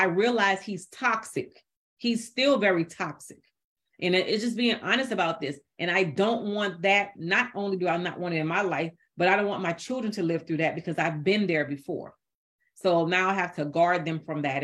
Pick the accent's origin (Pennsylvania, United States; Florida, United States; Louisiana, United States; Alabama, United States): Louisiana, United States; New Orleans; I'm from New Orleans, Louisiana, and I grew up, yeah, part of my life is in the project